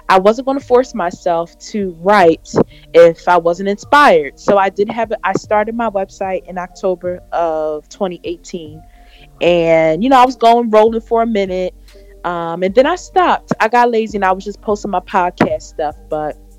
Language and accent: English; Philadelphia, Pennsylvania, United States; also born or lived in Delaware; I currently live in Philadelphia. I'm from Philly